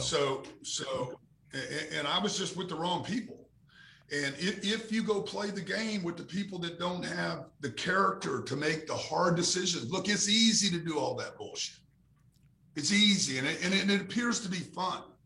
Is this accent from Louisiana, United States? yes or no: yes; Louisiana, United States; we grew up in Louisiana